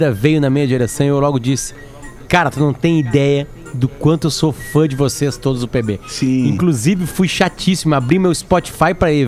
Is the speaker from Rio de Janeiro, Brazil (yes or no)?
no; Joinville, Santa Catarina, Brazil; Sou de Joinville, tava saindo de um hotel em São José, Santa Catarina